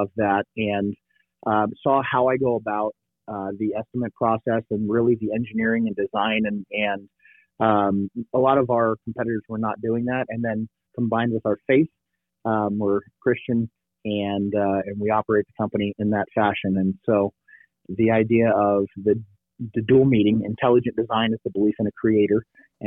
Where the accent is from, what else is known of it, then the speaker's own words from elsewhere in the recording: Bay Area, California, United States; moved away as an adult; also born or lived in Virginia / Tucson; I grew up in the Bay Area